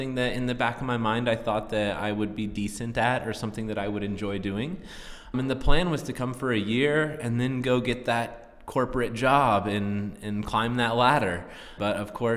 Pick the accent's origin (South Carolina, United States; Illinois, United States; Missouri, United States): Missouri, United States; Springfield; moved away as an adult; now in Chile; I was born and raised in Springfield, Missouri, in the heart of the United States